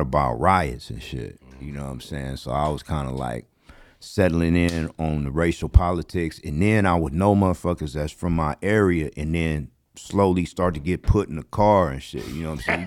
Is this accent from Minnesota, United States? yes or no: no; Los Angeles, California, United States; I grew up in the Crenshaw District